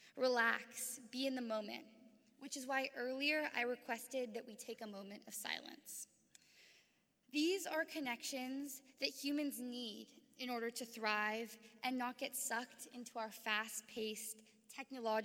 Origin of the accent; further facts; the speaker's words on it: San Francisco, California, United States; Growing up in San Francisco, a place where people come from vastly different places